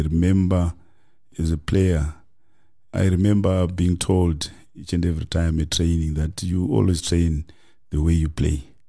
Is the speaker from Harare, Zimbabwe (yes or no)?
no; Kadoma, Mashonaland West, Zimbabwe; moved away as an adult; now in South Africa; I grew up in Zim in a small, you know, town called, uh, Kadoma.